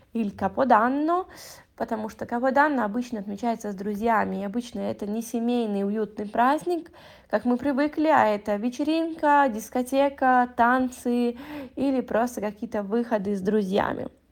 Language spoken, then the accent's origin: Italian; Italy; nel mio paese volevo dire, in Italia